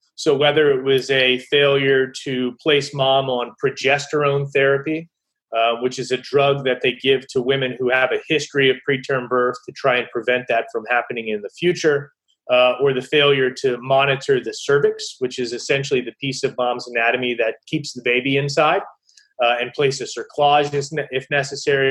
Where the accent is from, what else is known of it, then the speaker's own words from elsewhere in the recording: Baltimore, Maryland, United States; I grew up here in Maryland in the Baltimore area